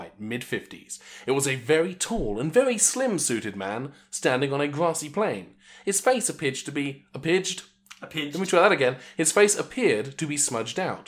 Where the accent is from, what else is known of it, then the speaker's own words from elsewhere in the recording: United Kingdom; I'm actually British.